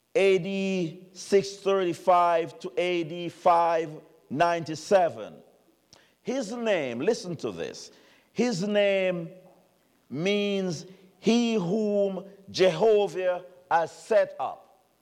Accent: Jamaica; moved away as an adult; now in United States; it's not a Jamaican talking about an American. I've been here 30 years now, and I'm American.

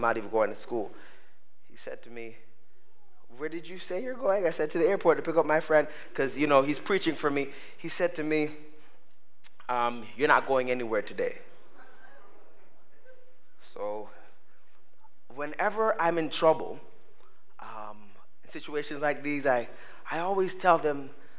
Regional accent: Canada; I'm Canadian. So, I mean, you know, we always come to the States.

